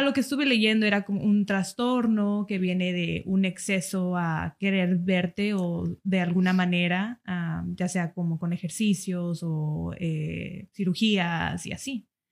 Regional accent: United States; moved away; yo soy de Estados Unidos.

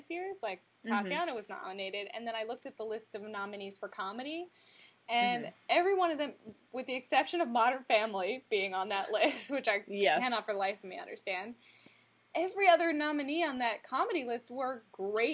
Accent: Texas, United States; moved away; also born or lived in Ohio; My neighborhood in Texas

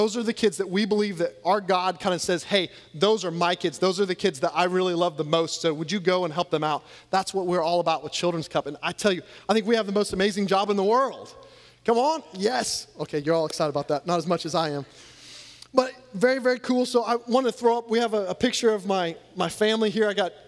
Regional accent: Louisiana, United States; I'm actually from Louisiana where we know how to celebrate like national championships at least a few years ago.

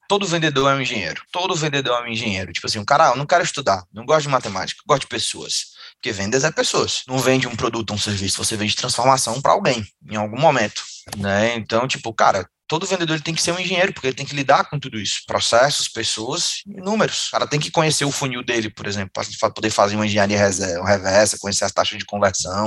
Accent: Fortaleza, Ceará, Brazil; Eu sou de Fortaleza, Ceará, e aí eu venho de uma família muito humilde aqui de Fortaleza

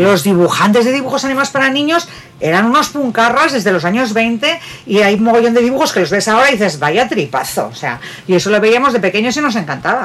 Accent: Bilbao, Basque Country, Spain

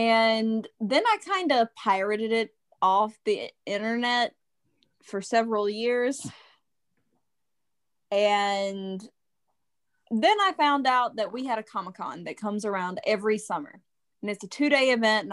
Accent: Mississippi, United States; growing up in Mississippi

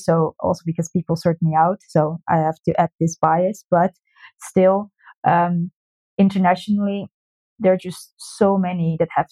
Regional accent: Netherlands; moved away; I'm originally from the Netherlands and I started also in the Netherlands

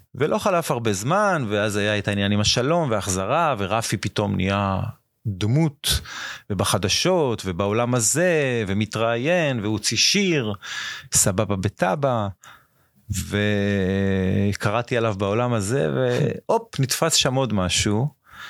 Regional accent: Ashdod, Southern District, Israel; also born or lived in Japan / India; מאשדוד, נולדתי באשדוד

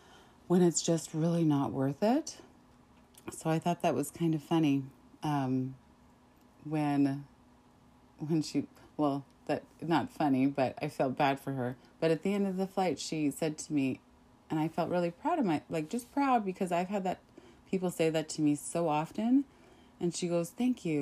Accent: Saskatchewan, Canada; growing up in Saskatchewan and dealing with some of that racism

